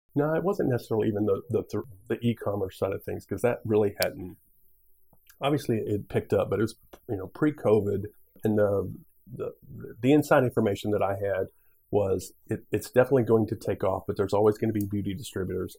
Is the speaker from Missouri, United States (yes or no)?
yes; Missouri, United States; also born or lived in Nebraska; So initially, I was I was from Nebraska. My mom was a bit of a gypsy. Moved to Missouri. I grew up in Missouri